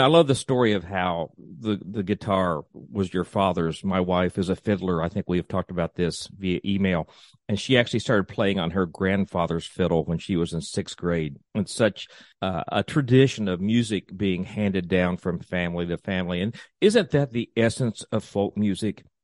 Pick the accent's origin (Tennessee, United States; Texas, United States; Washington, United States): Tennessee, United States; East; I grew up in East Tennessee